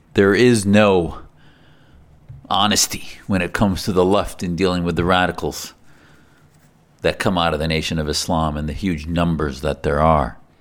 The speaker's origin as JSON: {"language": "English", "country": "United States", "said": "as an American Muslim"}